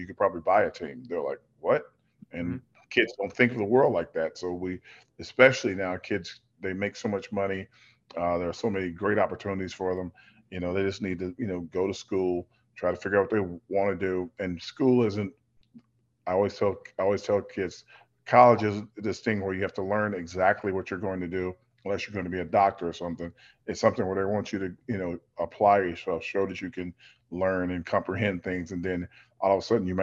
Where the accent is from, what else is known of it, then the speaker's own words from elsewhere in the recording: the South, United States; moved away; growing up in the South, where we always helped each other do everything